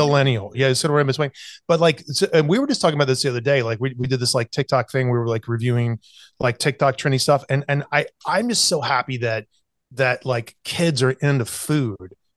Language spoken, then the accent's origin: English; South Carolina, United States; I grew up in South Carolina, especially when I was going to, uh, college in Charleston